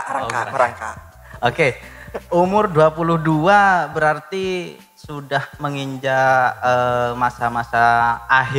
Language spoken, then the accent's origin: Indonesian; Bangkalan, East Java, Indonesia; also born or lived in Surabaya; Saya asli Madura kebetulan.